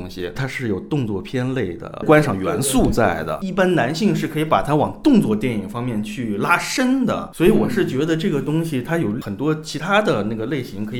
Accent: China; 我一年好累啊，我他妈特别的作为一个中国人好他妈苦难啊！

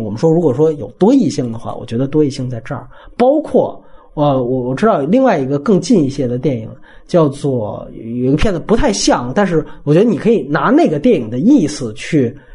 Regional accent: Beijing, China; 我是北京人

